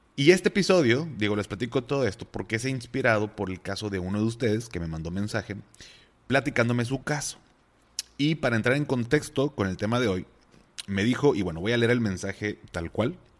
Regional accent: Mexico; mis papás pues, pasaron por una situación fuerte, así como muchos mexicanos

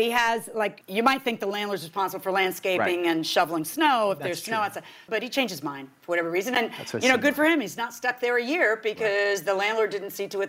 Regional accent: Miami, Florida, United States; I'm from Miami, where everything's nice and shiny and new.

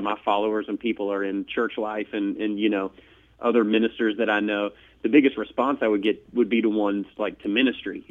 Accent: United States; I was from the States

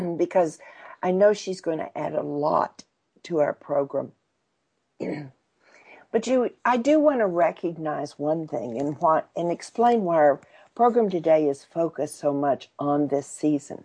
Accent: Texas, United States; for a Texan

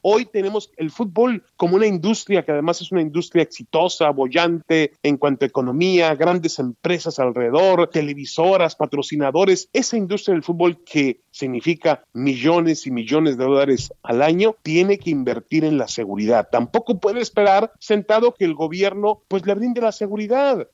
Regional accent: Mexico; como mexicanos

